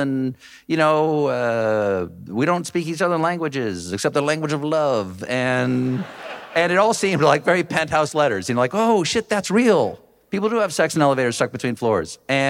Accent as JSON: {"language": "English", "town": "James Island", "region": "South Carolina", "country": "United States", "tie": "born or raised there", "accent": "Southern", "moved": "as an adult", "said": "When I was growing up on James Island, South Carolina, outside of Charleston. Really? Willow Lake Road."}